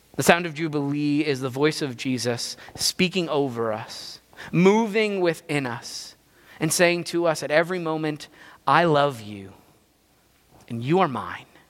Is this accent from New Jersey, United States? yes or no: yes; New Jersey, United States; I grew up in Jersey